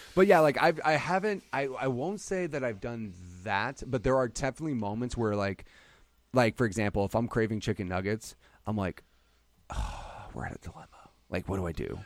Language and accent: English; Illinois, United States; now in Phoenix, United States; I grew up in Illinois